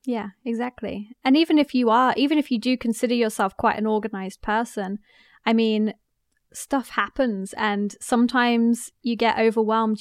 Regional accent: England, United Kingdom; moved away as an adult; now in United States; I'm English, but I'm living in the States

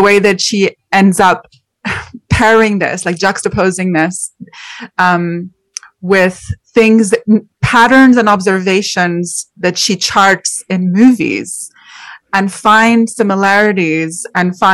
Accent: Montreal, Quebec, Canada; I'm actually Canadian. I'm from Montreal.

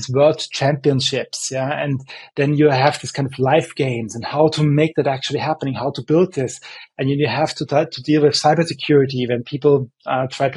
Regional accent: Vienna, Austria; I'm from Vienna

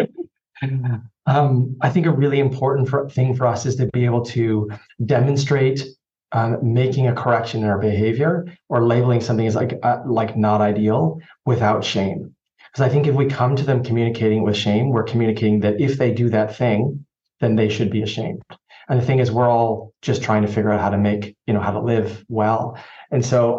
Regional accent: Canada; accent: Canadian; My Canadian accent

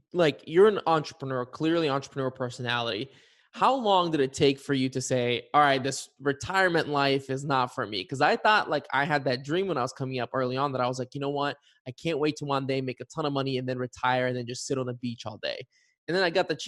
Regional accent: Bulgaria; now in Cincinnati, United States; I'm from Bulgaria. I've known about Bansko my entire life

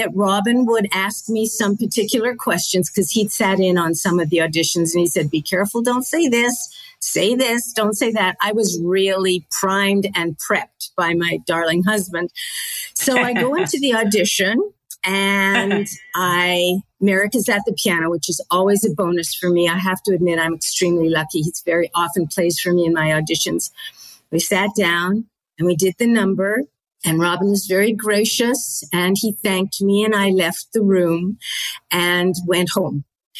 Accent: Manitoba, Canada; MTC, my hometown in Manitoba, they picked it up.

